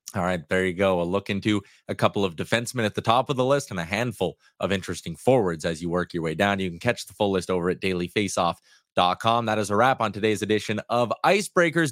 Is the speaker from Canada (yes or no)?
yes; Canada; as a Canadian